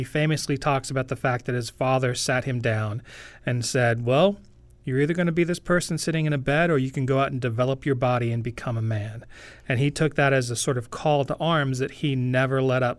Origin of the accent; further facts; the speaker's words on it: Pacific Northwest, United States; now in North Dakota, United States; I am from the Great Pacific Northwest